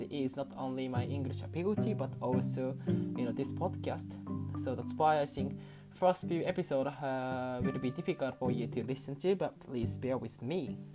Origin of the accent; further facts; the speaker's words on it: Kyoto, Japan; now in London, United Kingdom; J リーグは京都出身なので京都サンガを小さい頃から応援しています